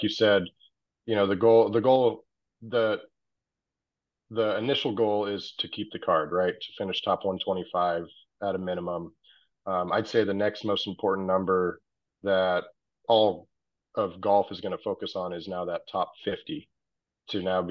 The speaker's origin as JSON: {"language": "English", "town": "La Quinta", "region": "California", "country": "United States", "tie": "born or raised there", "said": "I spent middle school and high school in La Quinta"}